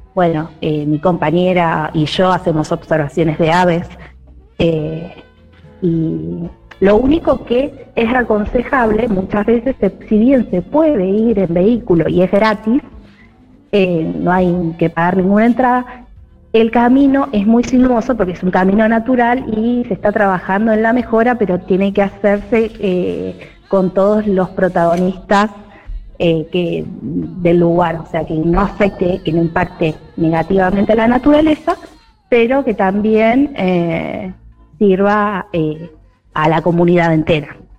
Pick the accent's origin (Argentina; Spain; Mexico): Argentina; Santa Teresita, Buenos Aires Province; Vivo en Santa Teresita, nací en Santa Teresita